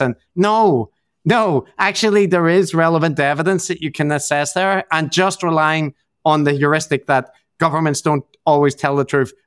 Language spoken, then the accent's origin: English; Northern Ireland, United Kingdom; I'm from Northern Ireland